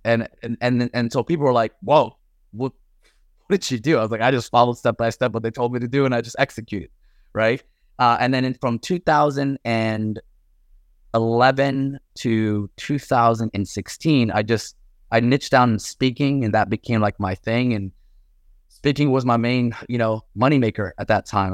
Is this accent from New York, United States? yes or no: no; Paterson, New Jersey, United States; also born or lived in Mecca, Saudi Arabia; I grew up in New Jersey, Patterson, New Jersey